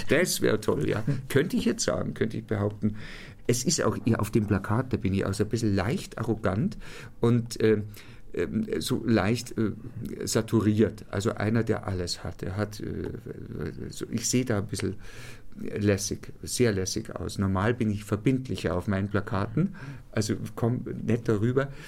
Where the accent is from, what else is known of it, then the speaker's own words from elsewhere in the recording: Ingolstadt, Bavaria, Germany; Ich bin gebürtiger Ingolstädter und ich war, ähm, äh, ich glaube, es ging los mit 15 oder 16, war ich eine Art Edelstatist am Ingolstädter Stadttheater.